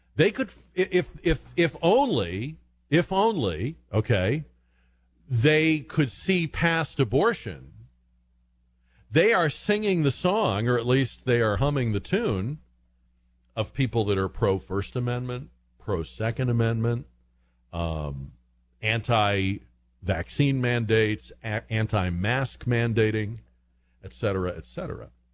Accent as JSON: {"language": "English", "region": "New England", "country": "United States", "moved": "yes", "said": "I was from New England"}